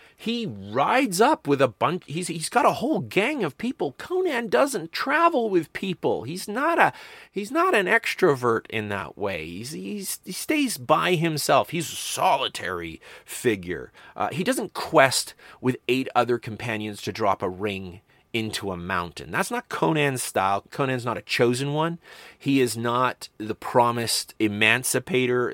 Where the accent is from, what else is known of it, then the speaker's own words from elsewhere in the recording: Medicine Hat, Alberta, Canada; I grew up in Medicine Hat, Alberta, which was at one point the video capital of Canada.